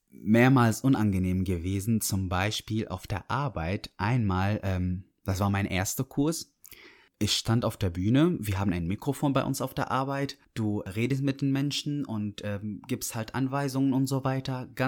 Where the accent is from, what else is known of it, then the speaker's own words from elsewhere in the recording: Dortmund, North Rhine-Westphalia, Germany; also born or lived in Syria; Dann habe ich Dortmund gesagt, dann meinten die aber ursprünglich, ich habe gesagt, ich komme aus Syrien, da meinten die, oh krass, das ist der erste Syrer, den wir treffen, der hier aufgewachsen ist.